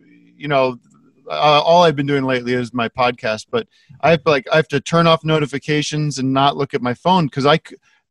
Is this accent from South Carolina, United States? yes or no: no; Allentown, Pennsylvania, United States; I am from Allentown, Pennsylvania